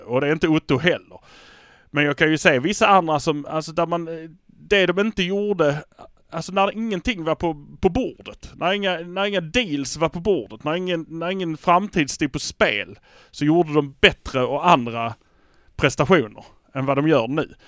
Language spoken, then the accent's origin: Swedish; Malmö, Skåne, Sweden; vi är från Malmö